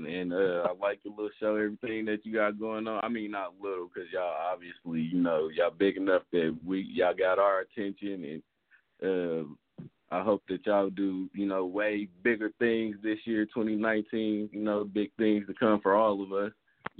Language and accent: English; St. Louis, Missouri, United States; Yeah, I'm from St. Louis.